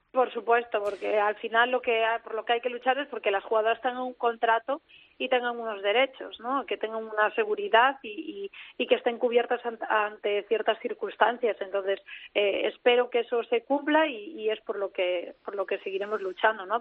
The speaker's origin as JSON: {"language": "Spanish", "town": "Ourense", "region": "Galicia", "country": "Spain", "said": "no es que yo sea de Urense, que ya lo sabéis, que yo tiro mucho para mi tierra"}